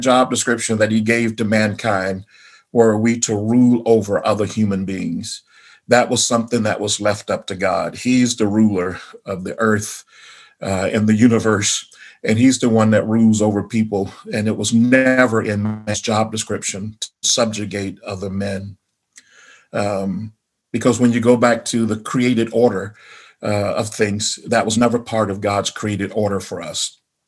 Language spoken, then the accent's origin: English; the South, United States; Growing up in the South, we had the schools, I think I mentioned before, were integrated when I was in the fifth grade.